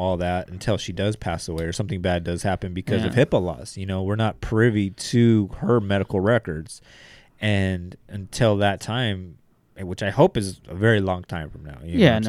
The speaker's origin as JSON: {"language": "English", "country": "Zimbabwe", "said": "I think he was African. I am from Zimbabwe."}